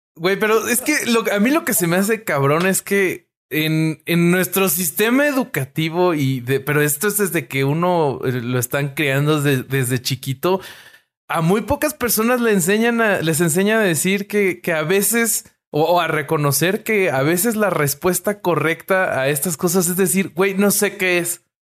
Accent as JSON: {"language": "Spanish", "country": "Mexico", "said": "somos mexicanos"}